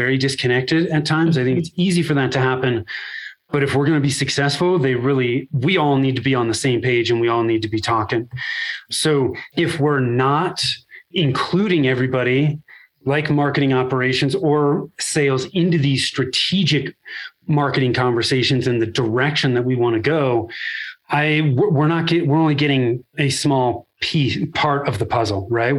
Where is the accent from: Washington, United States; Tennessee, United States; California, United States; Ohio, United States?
California, United States; Northern; moved away as an adult; now in Denver, United States; I was born and raised in Northern California. I'm still in the Denver area now